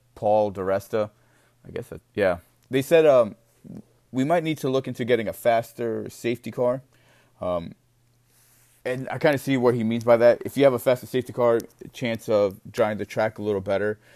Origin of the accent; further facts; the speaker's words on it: United States; as an American